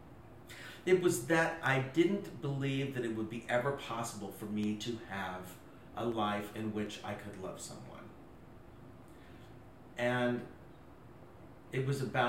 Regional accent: Oklahoma, United States; moved away; also born or lived in New York; me growing up in Oklahoma

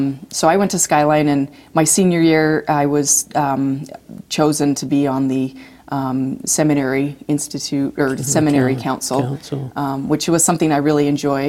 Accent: Magna, Utah, United States; We grew up in Magna, Utah.

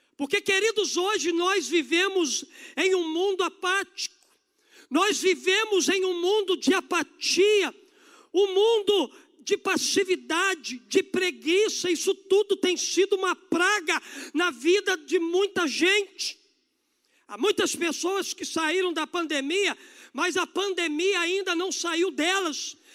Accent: Brazil; nós como brasileiros

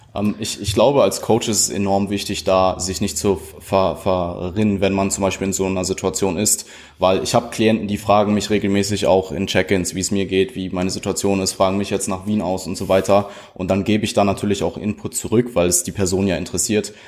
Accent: Germany; Deutschland ist es, also so, da wo ich herkomme

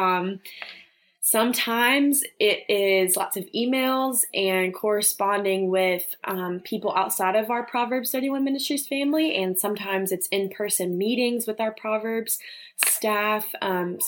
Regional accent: Birmingham, Alabama, United States; moved away as an adult; now in Charlotte, United States; I am from Birmingham, Alabama. I was born there, lived there my whole life

